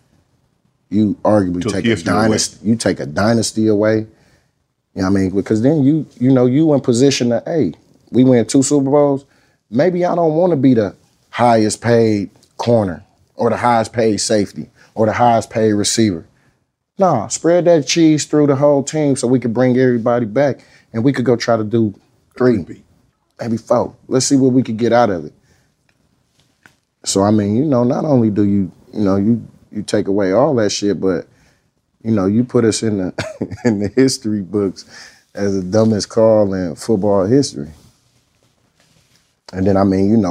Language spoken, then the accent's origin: English; Oakland, California, United States; I'm from Oakland, California.